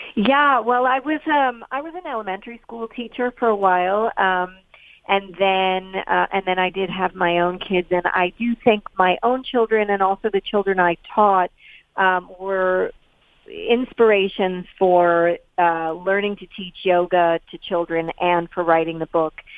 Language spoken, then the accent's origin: English; New York City, New York, United States; also born or lived in East Hampton, New York; I grew up in in New York City, so that was very much buildings and pavement and all of that. But uh, subsequently, I moved to East Hampton, Long Island